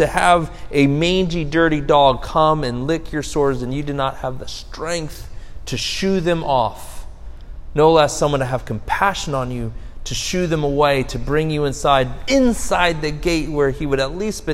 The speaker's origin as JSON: {"language": "English", "country": "United States", "said": "as an American"}